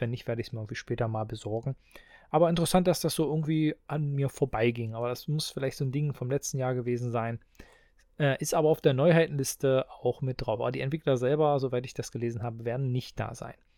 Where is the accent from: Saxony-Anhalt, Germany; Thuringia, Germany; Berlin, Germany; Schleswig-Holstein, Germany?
Saxony-Anhalt, Germany; Halberstadt; Ich komme ja aus Halberstadt. Wir haben hier das Heineanum